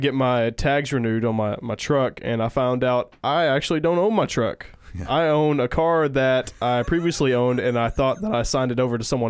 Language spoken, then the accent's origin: English; Tennessee, United States; now in New York City, United States; Yeah. We came from Tennessee.